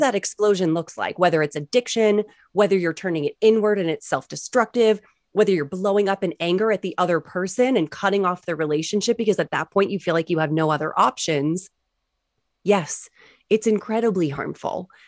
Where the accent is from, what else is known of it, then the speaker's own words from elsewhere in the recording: New England, United States; growing up in New England.